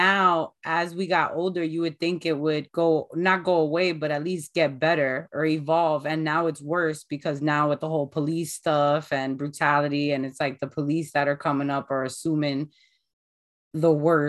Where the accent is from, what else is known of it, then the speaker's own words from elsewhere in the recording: New Jersey, United States; Growing up in Jersey